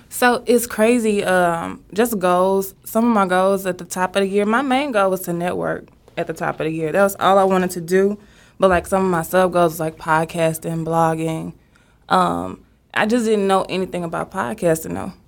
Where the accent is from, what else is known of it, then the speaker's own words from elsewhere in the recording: Dallas, Texas, United States; I'm from Oak Cliff, Texas